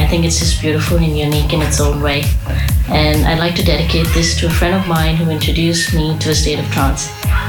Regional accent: India; from India.

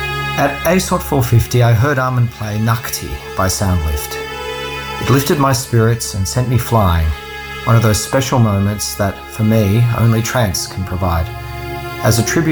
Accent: Melbourne, Victoria, Australia; I'm from Melbourne, Australia.

